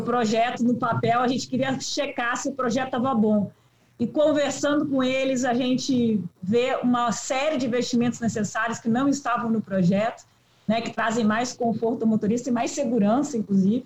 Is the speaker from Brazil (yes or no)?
yes; Rio Grande do Sul, Brazil; Eu sou de lá, sou do Rio Grande do Sul